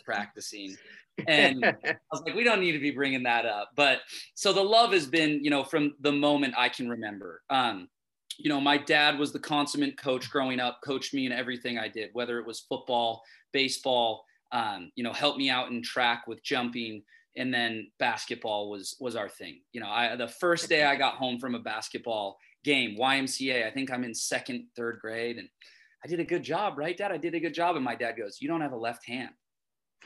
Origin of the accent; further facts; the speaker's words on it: Missoula, Montana, United States; also born or lived in Bozeman; growing up in Missoula